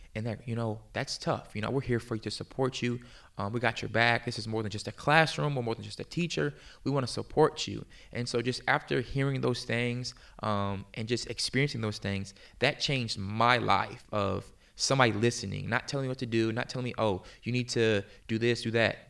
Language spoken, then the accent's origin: English; Virginia Beach, Virginia, United States; moved away as an adult; also born or lived in Pennsylvania; now in Tulsa, United States; I grew up in, like, the Hampton Roads area